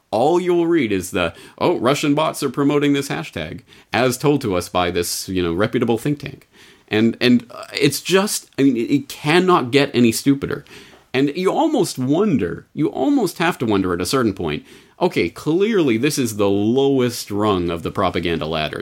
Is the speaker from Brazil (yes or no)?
no; Canada; I'm Canadian, so I only have my, my, my experience growing up in Canada to draw on